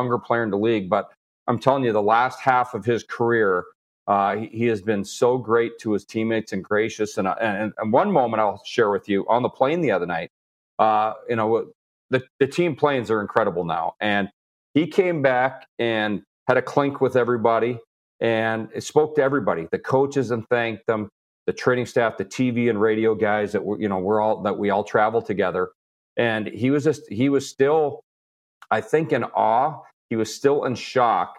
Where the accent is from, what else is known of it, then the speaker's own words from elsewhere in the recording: Edmonton, Alberta, Canada; moved away; Growing up in Edmonton, watching Gretzky, and I saw so many milestones with Wayne